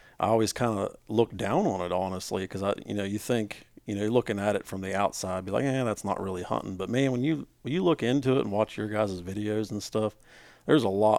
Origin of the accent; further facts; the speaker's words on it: West Virginia, United States; we're all from West Virginia